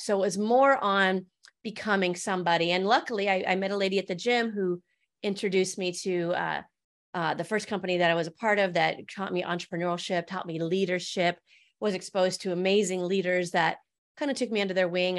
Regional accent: Medicine Lake, Montana, United States; also born or lived in California; I grew up in Medicine Lake, Montana

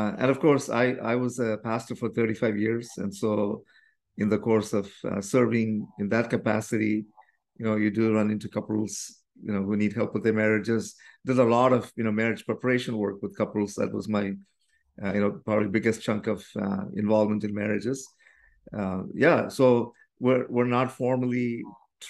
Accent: India; now in Canada; the Indian tradition, which is where we come from

